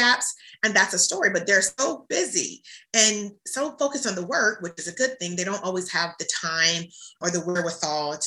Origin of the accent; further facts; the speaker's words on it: Hampton Roads, Virginia, United States; my hometown of Hampton Roads